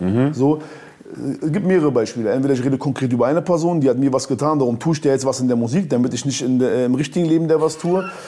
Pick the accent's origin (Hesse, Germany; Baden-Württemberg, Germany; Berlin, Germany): Berlin, Germany; Bei uns in Berlin